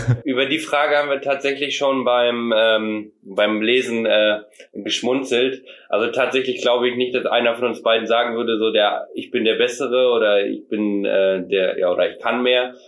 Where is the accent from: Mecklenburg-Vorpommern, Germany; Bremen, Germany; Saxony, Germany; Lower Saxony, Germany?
Mecklenburg-Vorpommern, Germany; Meiersberg; wir kommen aus Meiersberg. Das liegt in Mecklenburg-Vorpommern.